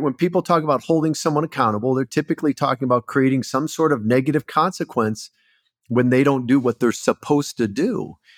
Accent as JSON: {"language": "English", "town": "Port Huron", "region": "Michigan", "country": "United States", "tie": "born or raised there", "also_born_or_lived": "Southern California", "moved": "as an adult", "said": "I grew up in Michigan, so not too far from you, Port Huron area, actually."}